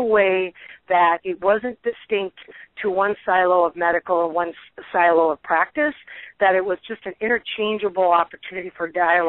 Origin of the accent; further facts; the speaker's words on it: North Dakota, United States; moved away; because we're both from North Dakota, my original home state, it's not that big of a state. At the time I lived there, less than 700,000 people.